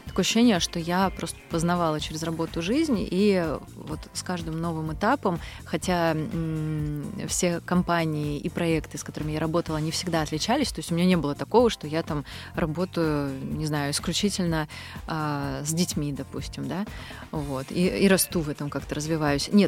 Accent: Moscow, Russia; also born or lived in Ulan-Ude / Kamchatka; я родилась на Байкале, а, в Улан-Удэ. Я там только родилась, не жила там никогда. А, большую часть своего детства я провела на Камчатке. У меня папа военный. И лет с трех я постоянно живу в Москве

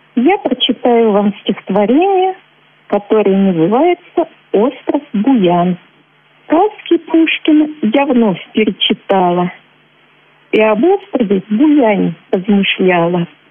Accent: Chuvashia, Russia; also born or lived in Udmurtia; Когда было мне 10 месяцев, мои родители решили вернуться в Чувашию. Мы поселились в поселке Кудеси Чебоксарского района

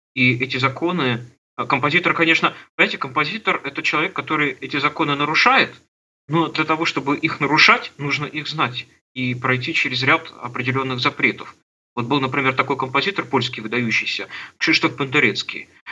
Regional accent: Trekhgorny, Chelyabinsk Oblast, Russia; Я родился на Урале, в Челябинской области, в городе Трехгорном, такой закрытый город.

